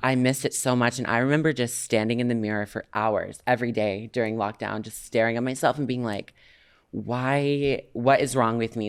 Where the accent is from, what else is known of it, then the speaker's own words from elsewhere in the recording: Canada; I'm Canadian.